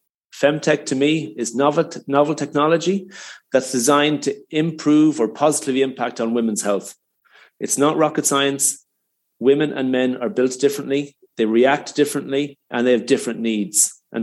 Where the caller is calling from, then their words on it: Galway, Connacht, Ireland; Well, I'm in Galway on the west coast of Ireland.